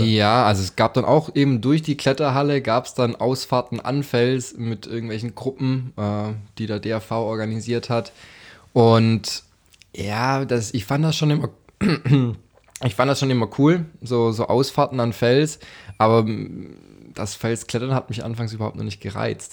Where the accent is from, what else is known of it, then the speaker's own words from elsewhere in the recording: Stuttgart, Baden-Württemberg, Germany; dort bin ich ein Stück weit aufgewachsen im Kellerzentrum Stuttgart